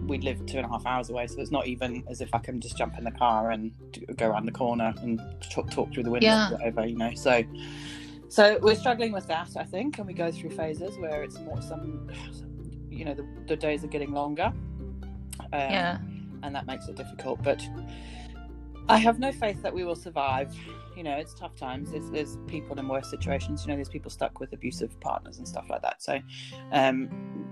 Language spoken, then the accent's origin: English; United Kingdom; being British